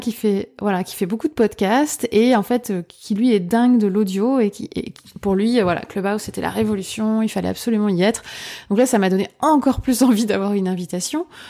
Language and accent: French; Lorraine, Grand Est, France; moved away as an adult; now in Paris region, France; je suis lorraine